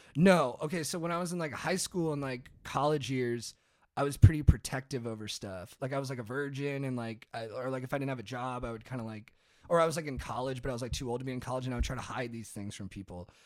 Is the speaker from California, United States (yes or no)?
yes; Orange County, California, United States; I grew up in Orange County